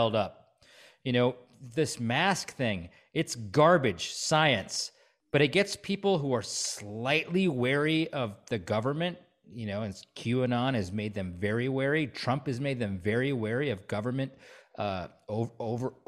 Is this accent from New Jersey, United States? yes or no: no; Stevens Point, Wisconsin, United States; moved away; also born or lived in Chicago / New York / California; I grew up in Stevens Point.